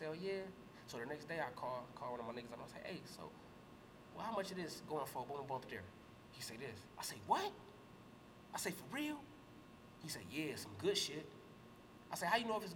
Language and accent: English; Cleveland, Ohio, United States; also born or lived in Virginia; I was from Cleveland